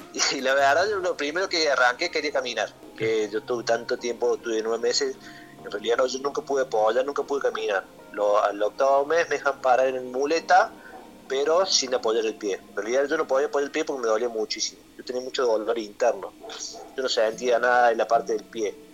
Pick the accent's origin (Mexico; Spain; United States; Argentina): Argentina; Córdoba; yo soy de Córdoba, siempre viví de chiquito en Córdoba